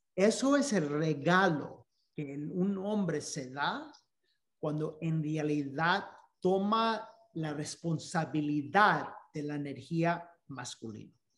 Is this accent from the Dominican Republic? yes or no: yes; Dominican Republic; Spanish is a second language; siendo dominicanos